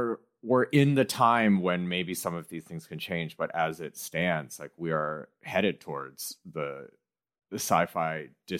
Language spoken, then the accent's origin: English; Midwest, United States; I grew up in the Midwest and like engaged with a lot of this type of white culture.